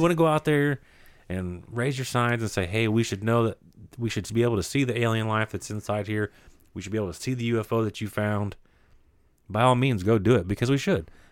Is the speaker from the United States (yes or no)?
yes; United States; we as Americans